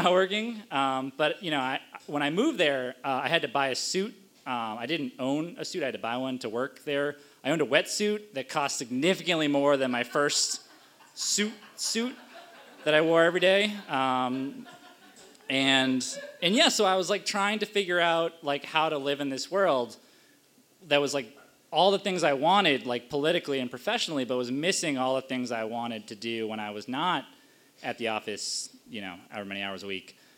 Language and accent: English; Cape Cod, Massachusetts, United States; also born or lived in Washington, D.C.; now in Boston, United States; I grew up in New England on Cape Cod